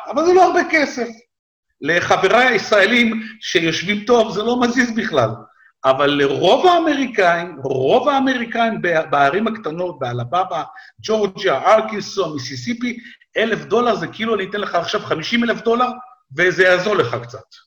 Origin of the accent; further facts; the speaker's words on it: Israel; moved away as an adult; now in United States; כמעט 40 שנה הייתי בישראל, עברתי שם, עברתי שם כמה מלחמות, אפרופו מלחמות, עברתי כמה מלחמות בתור ילד, בתור נער, בתור חייל